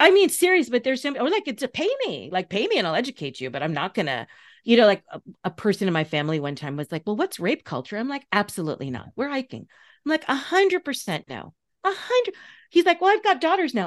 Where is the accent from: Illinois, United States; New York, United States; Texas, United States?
New York, United States; Long Island; you grew up fifteen miles from me. Like, we are both from Long Island